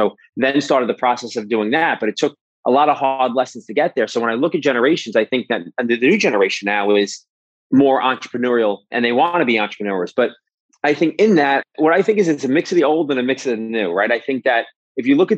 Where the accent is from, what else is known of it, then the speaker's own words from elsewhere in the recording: New York City, New York, United States; moved away as an adult; also born or lived in Manhattan; now in New Jersey, United States; So I'm born and raised in New York my whole entire life. I grew up in Brooklyn.